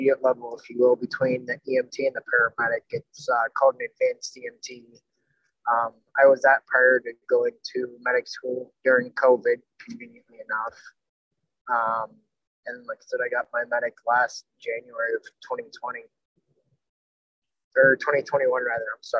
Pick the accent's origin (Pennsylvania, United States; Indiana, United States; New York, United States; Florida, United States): Pennsylvania, United States; Northwest; I'm from Northwest Pennsylvania in the U.S.